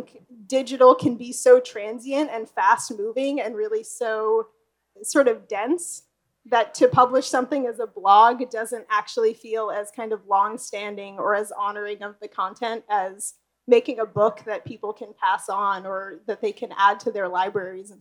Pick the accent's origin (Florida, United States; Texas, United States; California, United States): California, United States; Los Angeles; I was born and raised in Los Angeles, and this is where I started my design studio